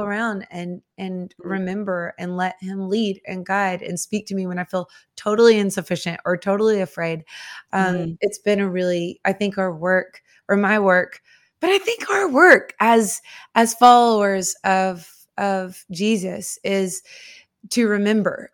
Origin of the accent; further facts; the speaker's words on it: Nashville, Tennessee, United States; I am from Nashville, Tennessee. I was born and raised here.